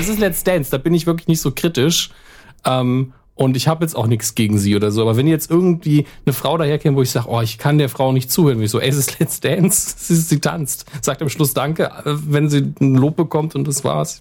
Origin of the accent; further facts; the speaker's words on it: Saarland, Germany; als Deutscher, gerade als Saarländer